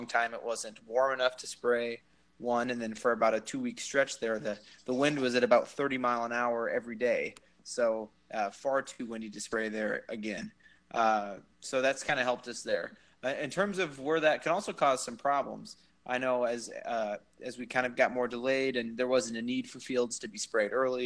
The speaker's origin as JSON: {"language": "English", "town": "Moville", "region": "Iowa", "country": "United States", "also_born_or_lived": "Lincoln, Nebraska", "said": "I'm from Western Iowa, originally near Sioux City, the town of Moville"}